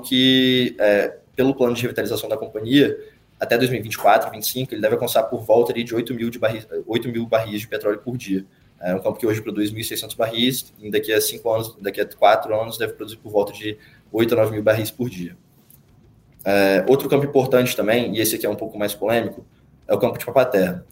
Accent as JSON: {"language": "Portuguese", "region": "Espírito Santo", "country": "Brazil", "moved": "as an adult", "lives_now": "São Paulo, Brazil", "said": "sou capixaba, é, flamenguista, é, vim para São Paulo fazer engenharia de produção na Poli"}